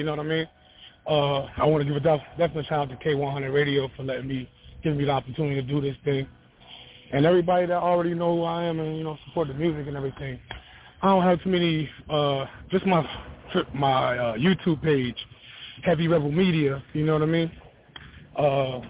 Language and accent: English; Hartford, Connecticut, United States; now in North Carolina, United States; I'm from Connecticut, man. I'm from Hartford, Connecticut, but I'm in North Carolina right now.